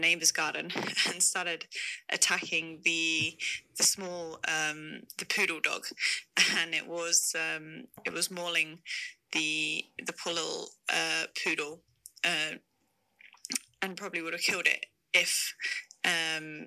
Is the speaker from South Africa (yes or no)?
yes; South Africa; when we were growing up in South Africa